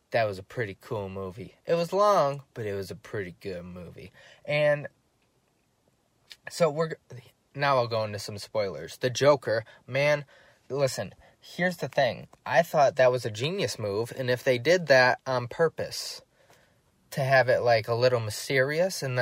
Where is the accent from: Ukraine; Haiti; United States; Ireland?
Ireland; I'm Irish, I should know.